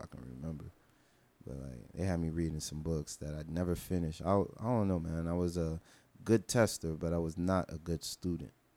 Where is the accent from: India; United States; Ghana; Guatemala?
United States; Miami, Florida; I'm from Miami